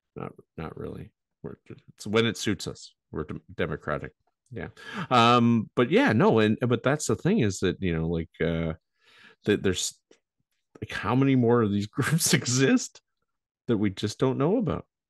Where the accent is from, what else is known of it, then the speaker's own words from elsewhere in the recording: Canada; we're Canadian.